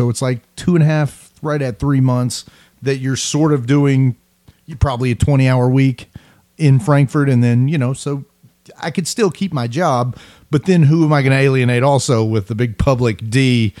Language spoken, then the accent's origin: English; the deep South, United States; I've spent a little bit of time on my accent, considering, you know, I've been from the, you know, pretty deep part of the South since I was 4 or 5 years old.